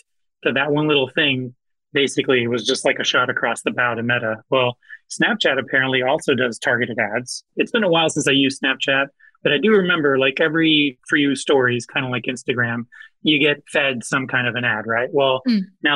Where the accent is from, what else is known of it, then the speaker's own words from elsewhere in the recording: Orlando, Florida, United States; I grew up in Orlando.